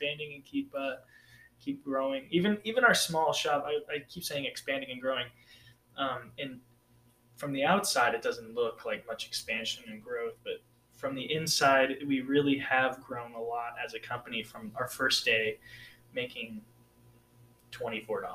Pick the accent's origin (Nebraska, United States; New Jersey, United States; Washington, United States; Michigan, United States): Washington, United States; around Fort Lewis; now in Fort Bragg area, North Carolina, United States; stuff that I grew up with in Washington around Fort Lewis